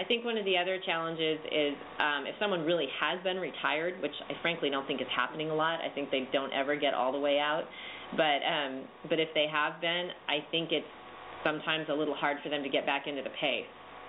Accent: California, United States; Now, we're from California, so we probably have a slightly slanted view.

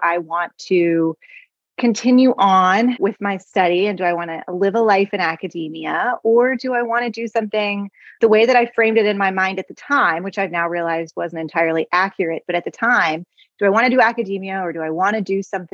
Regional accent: Oklahoma City, Oklahoma, United States; moved away as an adult; also born or lived in Chicago; now in Arkansas, United States; So I grew up in Oklahoma City, the daughter of two teachers

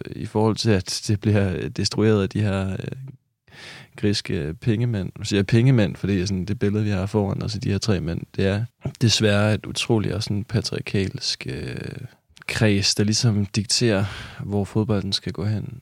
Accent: Kolding, Southern Denmark, Denmark; jeg er fra Kolding

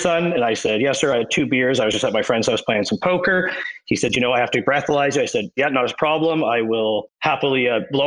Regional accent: Fredericton, New Brunswick, Canada; born or raised there

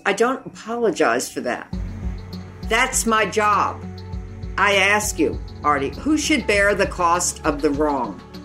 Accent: United States; a woman growing up in the United States and in this world

